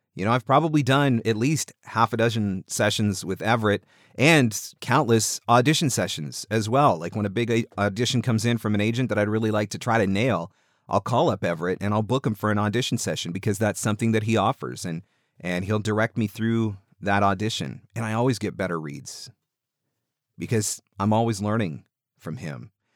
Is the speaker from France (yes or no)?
no; Canada; I'm Canadian.